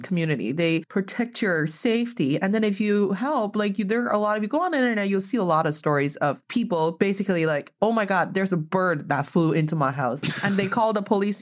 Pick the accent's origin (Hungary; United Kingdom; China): China; now in United States; growing up in China